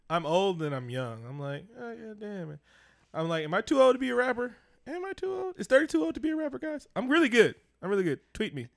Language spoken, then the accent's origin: English; Oakland, California, United States; I'm from Oakland, California